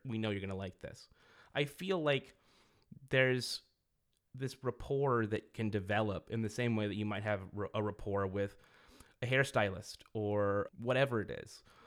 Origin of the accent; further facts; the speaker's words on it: Merced, California, United States; I grew up in Merced, which is a small town in Central California